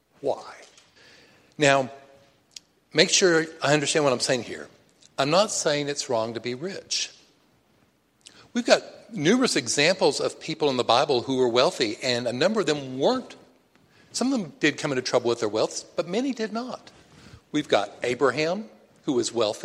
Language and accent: English; Texas, United States; I'm from Texas.